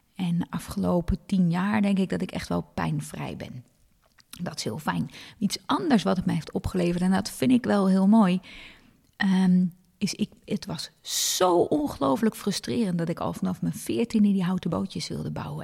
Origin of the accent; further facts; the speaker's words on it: Hilversum, North Holland, Netherlands; ik ben in Hilversum opgegroeid.